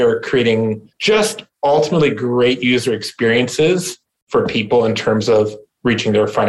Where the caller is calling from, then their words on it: Ontario, Canada; Right now, I'm in snowy Ontario, Canada, about an hour outside of Toronto.